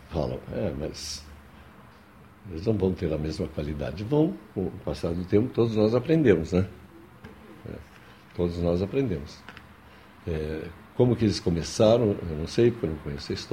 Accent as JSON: {"language": "Portuguese", "region": "Rio Grande do Sul", "country": "Brazil", "said": "A questão de sotaque é, é relativa, porque eu venho do Rio Grande do Sul"}